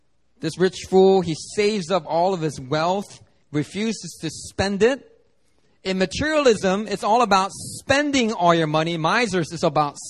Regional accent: Philadelphia, Pennsylvania, United States; now in Seoul, South Korea; guys that I grew up with in Philly

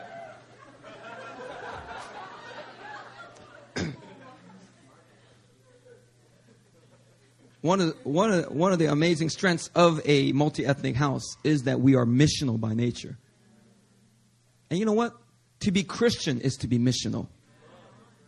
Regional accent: Philadelphia, Pennsylvania, United States; born or raised there

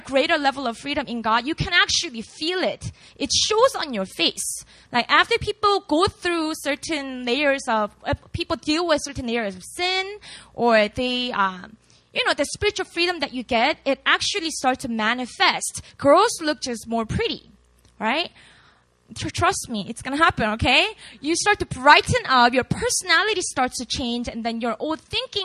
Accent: Busan, South Korea; first language Korean; English is a second language; moved away as an adult; now in Seoul, South Korea; I was born and raised in Busan, which is about 5 hours drive away from Seoul

